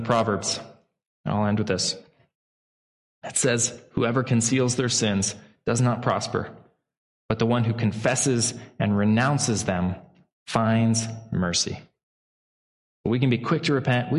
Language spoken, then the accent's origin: English; Pacific Northwest, United States; I grew up in the Pacific Northwest